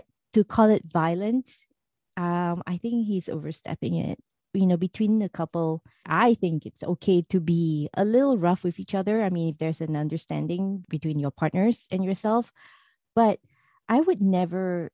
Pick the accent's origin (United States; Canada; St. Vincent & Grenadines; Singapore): Singapore; moved away; my home country of Singapore